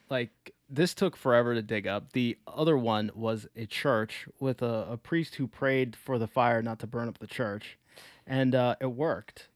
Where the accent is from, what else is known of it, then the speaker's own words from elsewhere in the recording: Maryland, United States; now in Chicago, United States; I am from Maryland